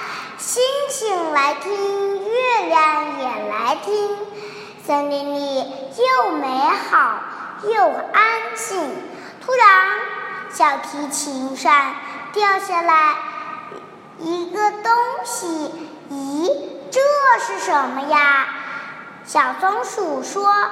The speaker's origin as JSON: {"language": "Chinese", "town": "Wenzhou", "region": "Zhejiang", "country": "China", "said": "我来自浙江温州，今年快五岁了。"}